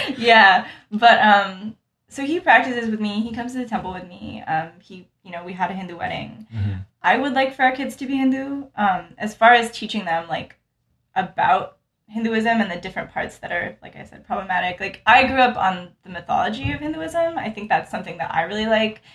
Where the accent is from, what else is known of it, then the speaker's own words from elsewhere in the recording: Utah, United States; accent: American; now in Tampa, United States; growing up in Utah, mm-hmm. it was a really small Indian community.